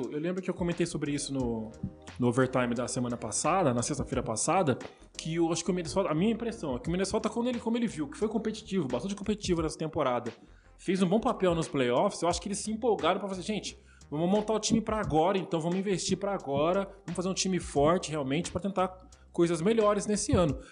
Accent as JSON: {"language": "Portuguese", "country": "Brazil", "said": "como brasileiro aqui"}